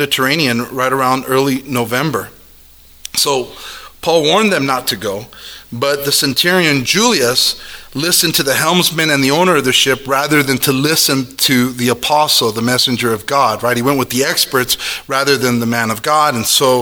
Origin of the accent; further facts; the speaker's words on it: Omaha, Nebraska, United States; Growing up in South Omani